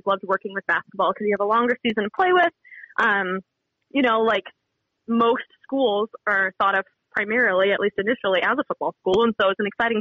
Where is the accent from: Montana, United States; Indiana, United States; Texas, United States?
Montana, United States; Born and raised in Montana